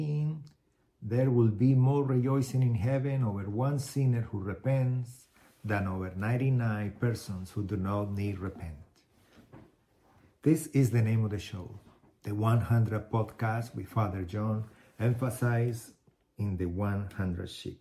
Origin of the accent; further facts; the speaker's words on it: Colombia; moved away as an adult; also born or lived in Houston, United States; now in United States; I was born in Colombia in 1975. Been in the United States since 2001